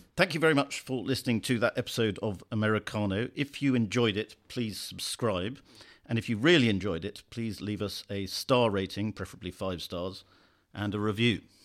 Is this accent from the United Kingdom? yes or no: yes; United Kingdom; as a Brit